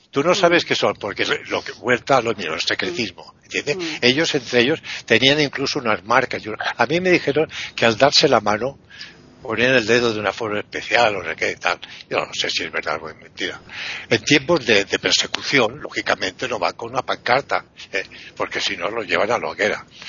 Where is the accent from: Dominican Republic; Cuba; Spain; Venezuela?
Spain; yo soy un león español